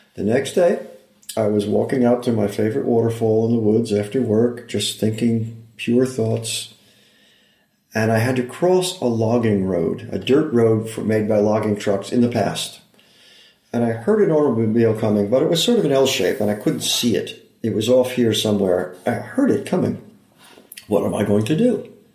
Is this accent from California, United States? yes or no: no; upstate New York, United States; moved away as an adult; also born or lived in Iowa / Los Angeles, United States; now in Santa Barbara, United States; always my perspective and my heart are in New York